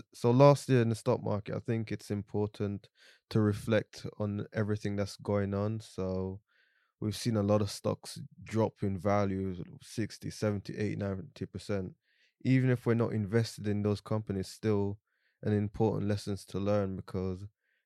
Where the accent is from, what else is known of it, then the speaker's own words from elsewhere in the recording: Jamaica; born there; I'm 27 years old. I was born in Jamaica, grew up here.